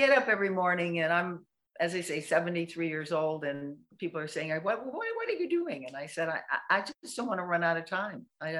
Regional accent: England, United Kingdom; because I'm English, so I didn't have a round pen

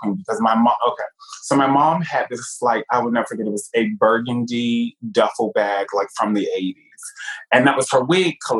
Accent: New York, United States; moved away; also born or lived in Virginia; Growing up in New York

